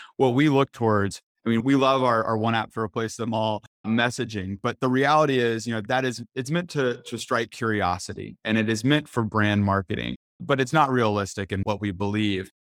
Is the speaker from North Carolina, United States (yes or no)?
yes; North Carolina, United States; I'm from North Carolina